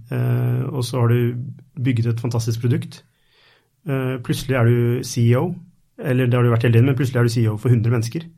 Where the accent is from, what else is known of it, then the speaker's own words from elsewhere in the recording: Norway; er jeg fra Norge